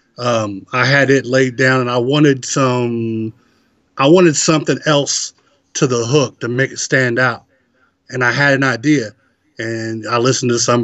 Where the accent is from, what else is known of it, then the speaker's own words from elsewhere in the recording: Northern Kentucky, United States; I'm from Northern Kentucky